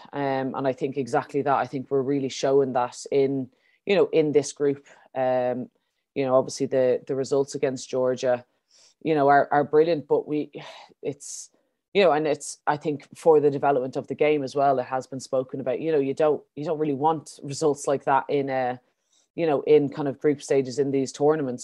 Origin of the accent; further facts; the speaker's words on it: Ireland; as Irish players